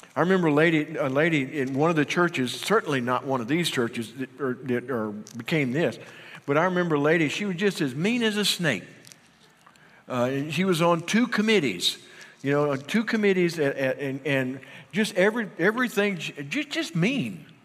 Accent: Union, United States; moved away; Every time I go back home to Union, my hometown

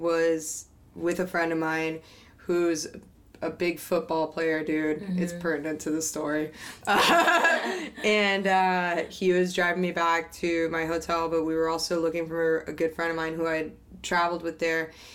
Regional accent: Miami, Florida, United States; I'm a beach baby. I grew up in Miami.

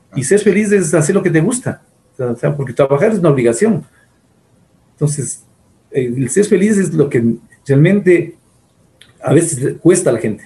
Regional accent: Ecuador; como el ecuatoriano promedio

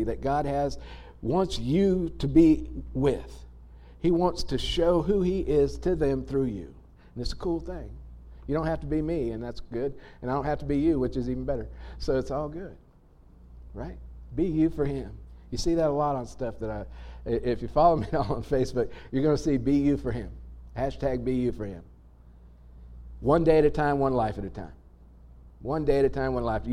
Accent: United States; being American, probably being human, but certainly being American

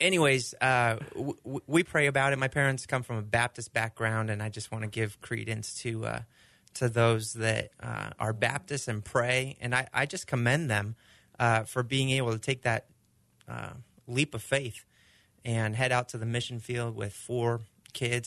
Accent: Argentina; now in United States; growing up in Argentina

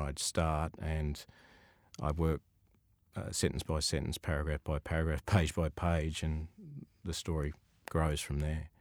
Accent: Sydney, New South Wales, Australia; I grew up in Sutherland Shire

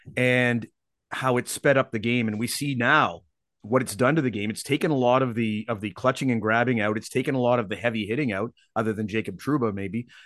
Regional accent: Canada; also born or lived in Seattle, United States; now in Vancouver, Canada; as a Canadian

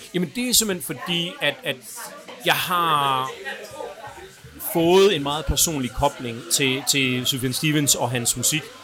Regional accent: Aarhus, Central Denmark Region, Denmark; født og opvokset i Aarhus

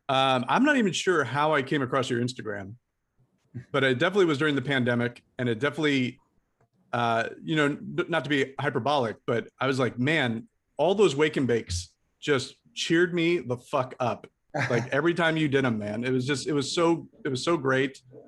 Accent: Ohio, United States; I'm from Ohio.

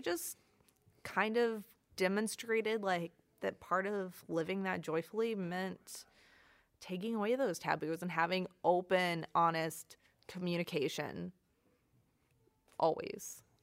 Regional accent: Southern Illinois, United States; moved away as an adult; now in Michigan, United States; I was born and raised in Southern Illinois. I moved to Michigan for an internship.

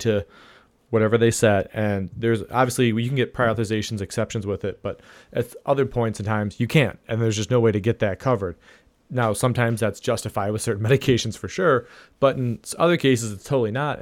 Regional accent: Ohio, United States; my home state of Ohio

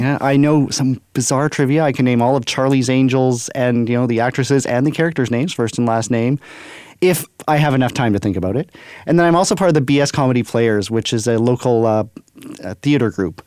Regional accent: Brandon, Manitoba, Canada; moved away as an adult; now in Winnipeg, Canada; I am born and raised in Brandon, Manitoba

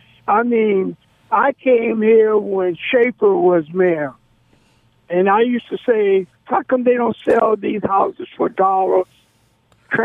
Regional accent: New Jersey, United States; moved away; And I come from Jersey

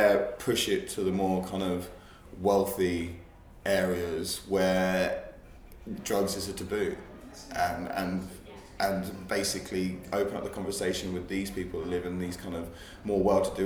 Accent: Hastings, South East England, United Kingdom; moved away; I'm originally from Hastings, which is by the sea

